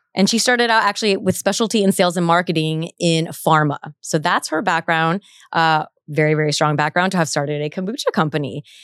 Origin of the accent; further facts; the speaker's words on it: Orange County, California, United States; I grew up in Orange County